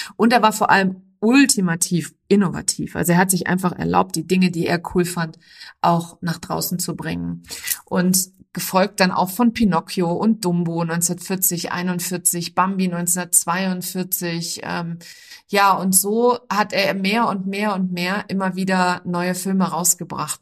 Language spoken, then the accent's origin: German; Germany